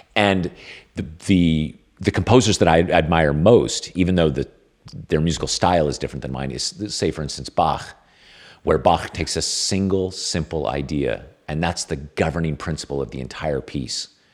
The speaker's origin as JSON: {"language": "English", "region": "California", "country": "United States", "said": "I'm Californian"}